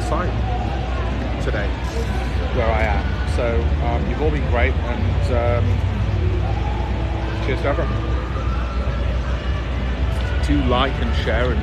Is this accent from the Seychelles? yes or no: no; Leeds, Yorkshire and the Humber, United Kingdom; I grew up in Armley in Leeds.